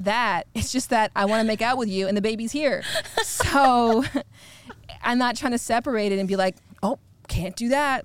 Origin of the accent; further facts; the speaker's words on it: Ontario, Canada; I'm from Canada